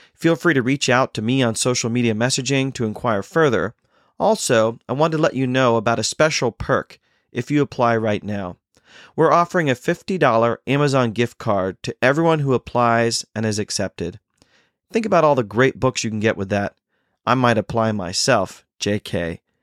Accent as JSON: {"language": "English", "country": "India", "said": "As rebellious as an Indian can be"}